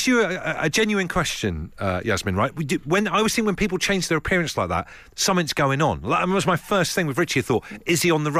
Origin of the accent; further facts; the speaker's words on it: West Country, South West England, United Kingdom; I've been to Wookie Hole a couple of times growing up in the West Country